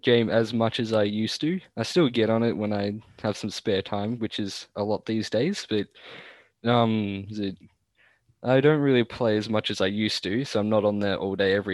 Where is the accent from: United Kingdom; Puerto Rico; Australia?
Australia; Melbourne, Victoria; I was born in Clayton. Can't remember whereabouts to Melbourne that is.